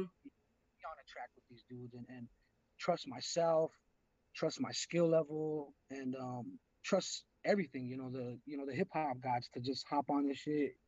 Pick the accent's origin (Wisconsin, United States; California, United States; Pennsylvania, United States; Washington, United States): California, United States; Los Angeles; I hail from the San Fernando Valley, Los Angeles hip hop.